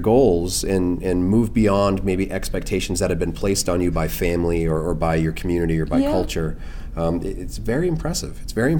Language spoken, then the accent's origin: English; United States; as an American, culturally, I've never been to the Middle East.